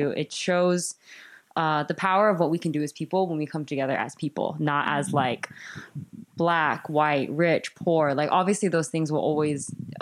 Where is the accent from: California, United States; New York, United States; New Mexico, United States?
California, United States; Cerritos; I'm from Cerritos in California